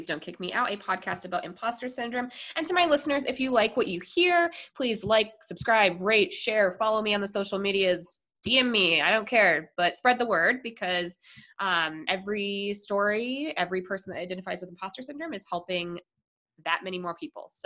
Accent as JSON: {"language": "English", "region": "Colorado", "country": "United States", "moved": "yes", "said": "I'm from Colorado"}